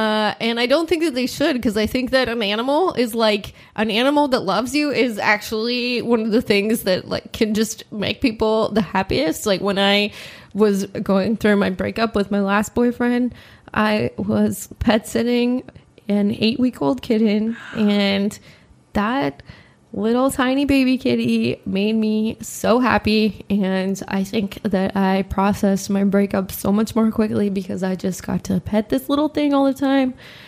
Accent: Los Angeles, California, United States; In Los Angeles. Yeah.

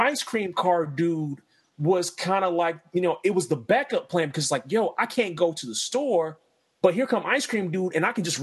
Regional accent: Middletown, United States; when I grew up in Middletown, there used to be this corner store

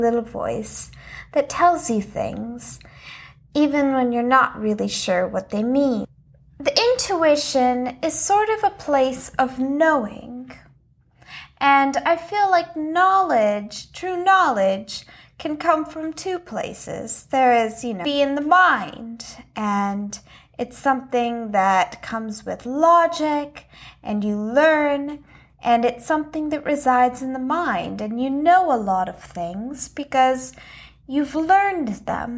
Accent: Texas, United States; moved away as an adult; also born or lived in Old Lyme, Connecticut; I was born in Texas

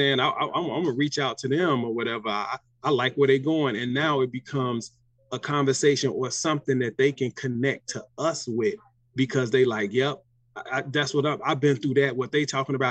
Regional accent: Chicago, Illinois, United States; We're from Chicago

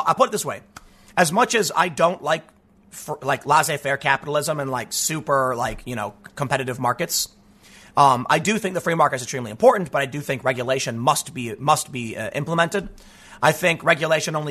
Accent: United States; growing up on the South Side

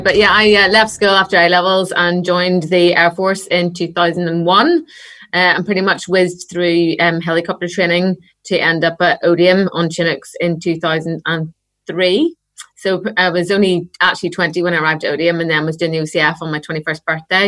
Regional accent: Northern Irish, Northern Ireland, United Kingdom; being Northern Irish

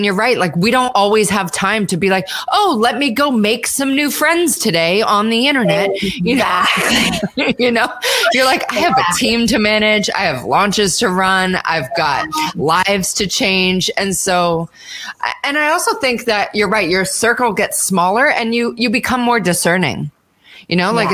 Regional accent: Canada; moved away; I'm Canadian

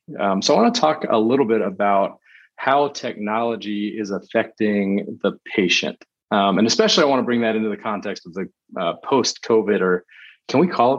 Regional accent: Texas, United States; born and raised in Texas. So it's like 40 degrees outside right now, and I'm really whiny about it.

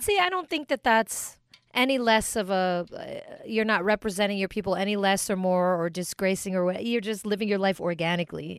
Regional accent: United States; I'm American and I'm whatever I am, but also Filipino and proud

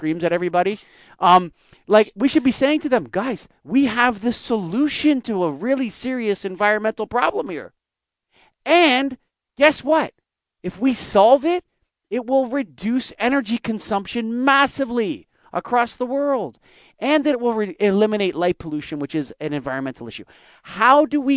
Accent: Canada; I'm Canadian.

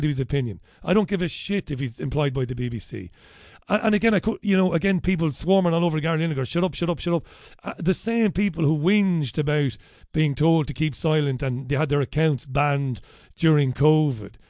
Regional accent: Ireland; we're Irish

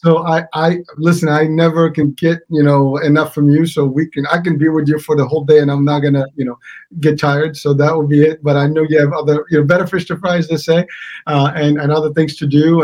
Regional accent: Morocco; now in United States; I'm from the States, but I am originally from Morocco

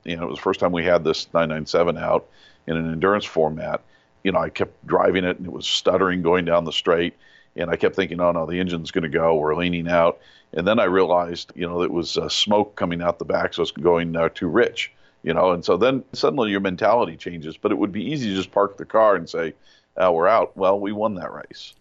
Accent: Yucaipa, California, United States; walking home from school in this little town in Yucaipa, I grew up in California

